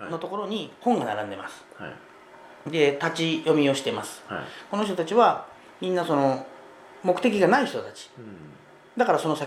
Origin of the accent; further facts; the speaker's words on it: Kyushu, Japan; 特に私九州出身なんですけどね、